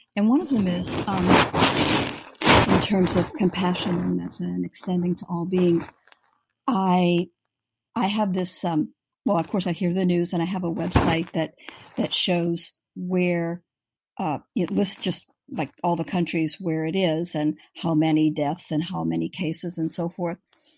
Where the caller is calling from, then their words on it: San Diego, California, United States; I'm calling from San Diego.